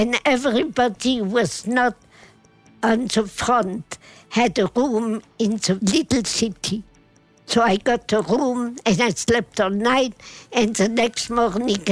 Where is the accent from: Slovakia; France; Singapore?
France; Metz, Grand Est; I was born in Metz